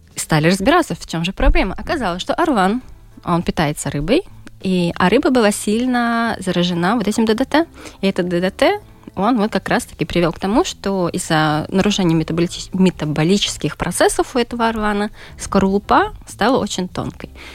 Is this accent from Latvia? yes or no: yes; Daugavpils, Latgale, Latvia; я родом из Даугавпилса